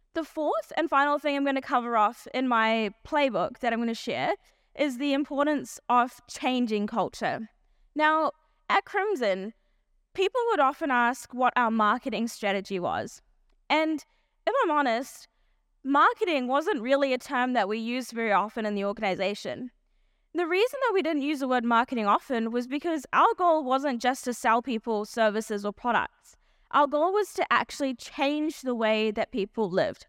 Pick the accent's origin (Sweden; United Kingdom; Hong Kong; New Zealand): New Zealand; also born or lived in South Africa; I was born in South Africa, and, um, when I was eight years old, my family moved to New Zealand.